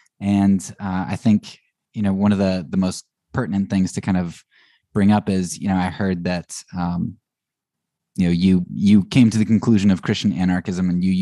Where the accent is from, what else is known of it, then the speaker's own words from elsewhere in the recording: Annville, Pennsylvania, United States; I'm from a small town. I always say, you know, Lancaster, because people know Amish. But I'm from Anvil